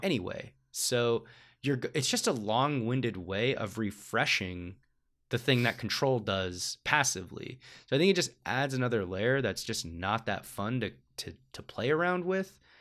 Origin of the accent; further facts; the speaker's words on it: United States; as an American audience